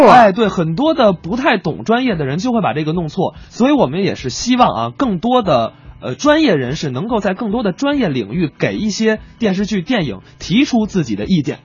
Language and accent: Chinese; Beijing, China; 咱们北京人就讲究玩点这个文玩啊